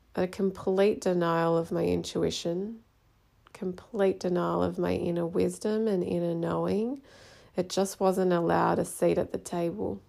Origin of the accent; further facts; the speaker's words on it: Australia; So, I am Australian, but my mother is from India and my dad was from Hong Kong.